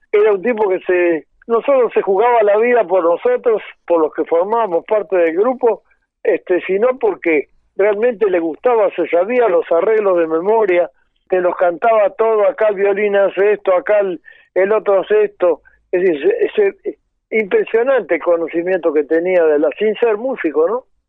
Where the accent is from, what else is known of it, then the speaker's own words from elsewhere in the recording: Concordia, Entre Ríos, Argentina; moved away; en mi pueblo, en Concordia